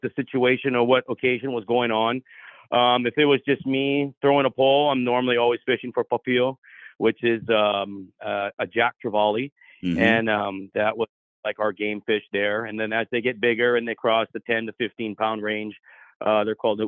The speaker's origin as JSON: {"language": "English", "region": "Hawaii", "country": "United States", "tie": "born or raised there", "moved": "as an adult", "lives_now": "Oregon, United States", "said": "I spent my first 21 years. I grew up in Hawaii"}